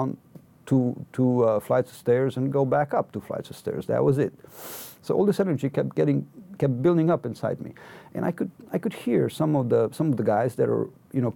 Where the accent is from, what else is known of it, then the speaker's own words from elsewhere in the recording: Cluj-Napoca, Cluj County, Romania; I had left Cluj, my hometown, on June 29, exactly 1 year ago